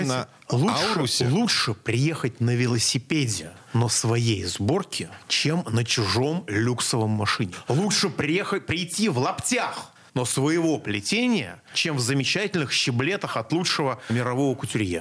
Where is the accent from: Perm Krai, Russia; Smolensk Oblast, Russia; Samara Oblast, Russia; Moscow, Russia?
Moscow, Russia; я как москвич